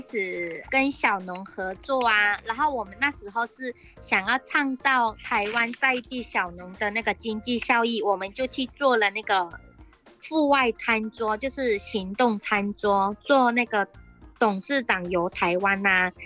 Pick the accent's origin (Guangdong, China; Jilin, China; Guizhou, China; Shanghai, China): Guangdong, China; Meizhou; moved away as an adult; now in Miaoli, Taiwan; 把家乡盐香的味道啊，带来台湾，就是让更多人可以品尝得到我们广东梅州的道地的味道